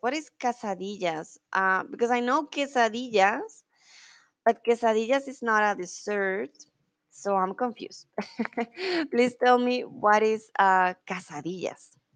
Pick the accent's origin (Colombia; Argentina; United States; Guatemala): Colombia; Bogotá; soy de Colombia, de la capital de Bogotá